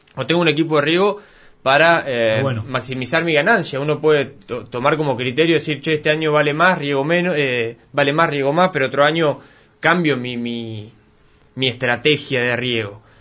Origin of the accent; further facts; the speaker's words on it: Coronel Suárez, Buenos Aires Province, Argentina; yo soy de acá de Colón Suárez